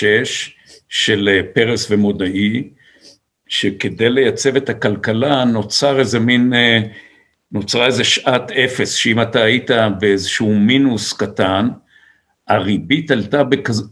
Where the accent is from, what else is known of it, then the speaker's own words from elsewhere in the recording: Israel; גדלנו בקיבוץ